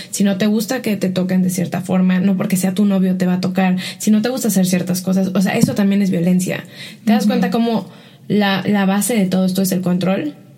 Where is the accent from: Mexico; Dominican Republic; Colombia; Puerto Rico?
Mexico; el mensaje que recibía como mexicana